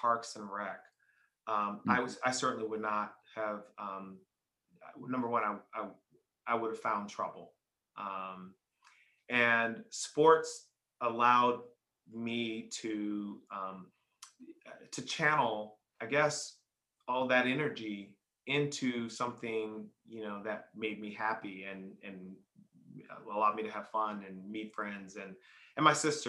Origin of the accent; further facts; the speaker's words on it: Chicago, Illinois, United States; moved away as an adult; now in Atlanta, United States; I grew up in Chicago. I actually left in 2005. We moved to Atlanta